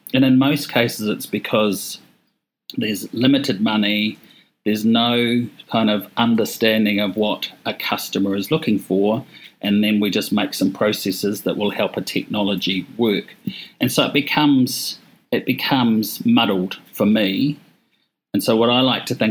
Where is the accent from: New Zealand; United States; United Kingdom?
New Zealand; Hawke's Bay; moved away; I'm from Hawke's Bay and I'm, you know, born and bred, even though I haven't lived here for 30 years, I moved back here last year